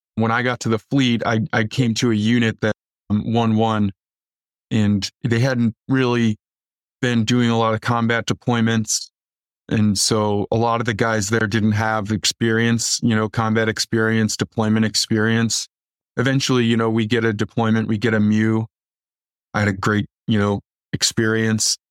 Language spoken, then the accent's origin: English; Waukegan, Illinois, United States; also born or lived in Antioch, Illinois; I grew up in Northern Illinois in a town called Waukegan